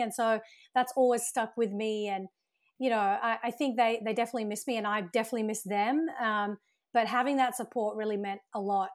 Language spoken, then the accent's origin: English; Brisbane, Queensland, Australia; moved away as an adult; also born or lived in United Kingdom / Sydney, Australia; now in Los Angeles, United States; I was actually born in the U K, and I grew up in Australia, so my family migrated to Australia when I was around eight